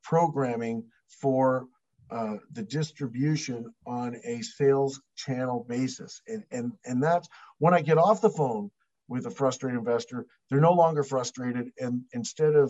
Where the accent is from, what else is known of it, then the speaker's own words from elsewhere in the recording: Canada; we're Canadian